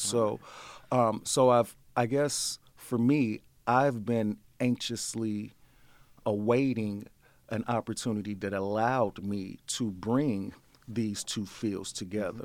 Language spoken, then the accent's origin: English; St. Louis, Missouri, United States; I'm born and bred in Saint Louis, um, Saint Louis boy